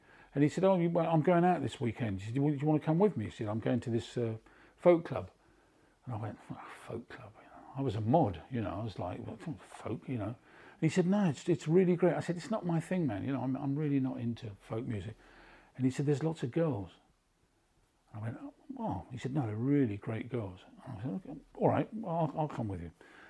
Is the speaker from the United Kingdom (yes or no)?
yes; Beaconsfield, South East England, United Kingdom; born there; So I was born in Beaconsfield because I was born just at the end of the war.